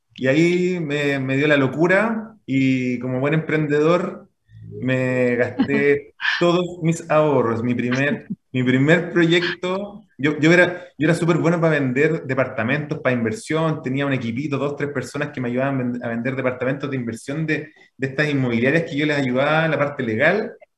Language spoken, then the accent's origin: Spanish; Santiago, Santiago Metropolitan Region, Chile; also born or lived in Puente Alto; nacido y criado en Santiago